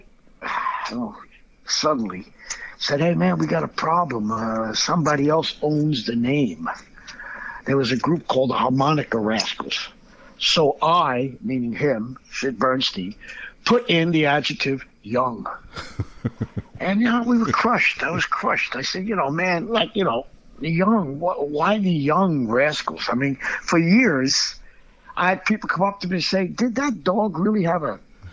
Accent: Pelham, New York, United States; grew up near New York City, maybe 15 minutes north, and which is the title of the book, From Pelham to the Hall of Fame.

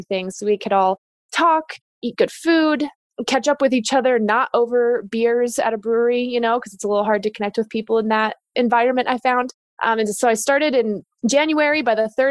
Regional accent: Denver, Colorado, United States; also born or lived in California; I was born and raised in Denver

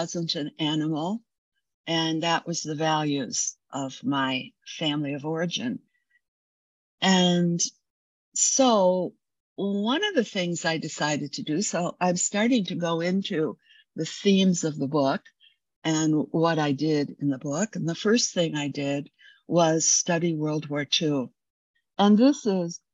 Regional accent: United States

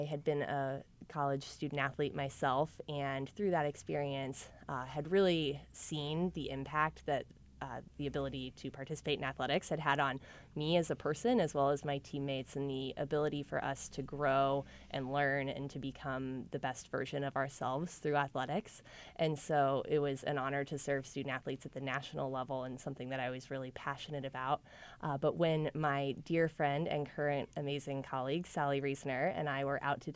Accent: Indianapolis, Indiana, United States; I'm from Irvington originally, I'm incredibly committed to the Indianapolis community

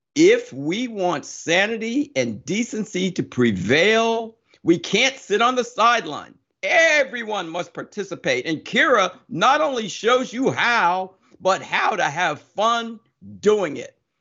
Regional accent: Summit, New Jersey, United States; I grew up in Summit, New Jersey, but I grew up a long time ago

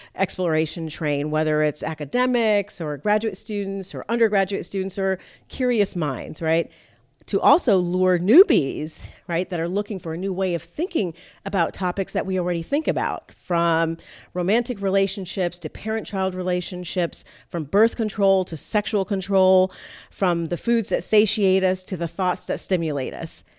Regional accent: Miami, Florida, United States; moved away as an adult; also born or lived in Fort Lauderdale; my hometown, Miami, and Fort Lauderdale area

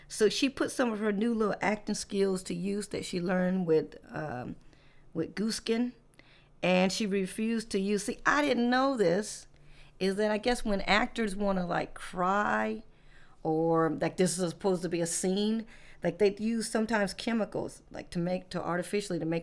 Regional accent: the South, United States; I'm from the South

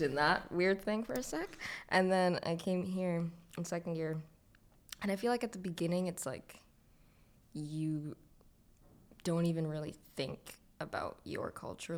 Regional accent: Scarborough, Ontario, Canada; I was raised in Scarborough

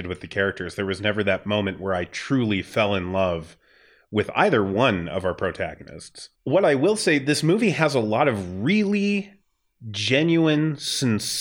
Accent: Wyoming, United States; I grew up in Wyoming.

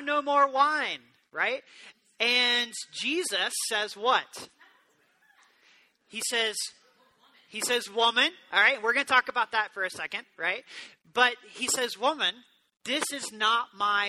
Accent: the South, United States; I grew up in the South

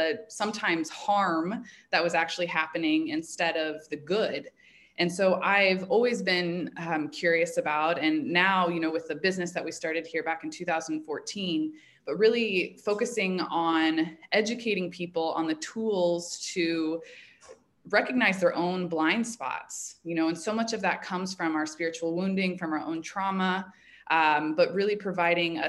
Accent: Indianapolis, Indiana, United States; moved away as an adult; also born or lived in Chicago; I grew up in Indianapolis

